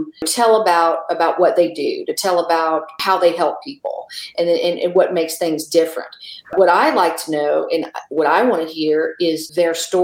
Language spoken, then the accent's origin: English; South Louisiana, United States; moved away as an adult; now in Tulsa, United States; I was born and raised in South Louisiana.